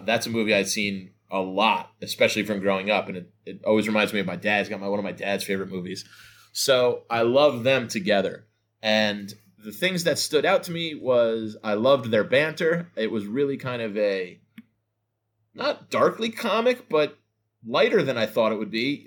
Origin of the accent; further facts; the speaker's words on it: North New Jersey, United States; I'm from North New Jersey anyway, so I live about, uh, forty-five minutes outside New York